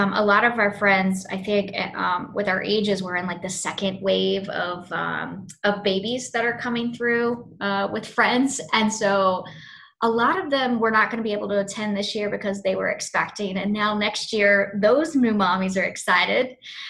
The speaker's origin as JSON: {"language": "English", "region": "the South", "country": "United States", "said": "I call it Burial because I'm from the South."}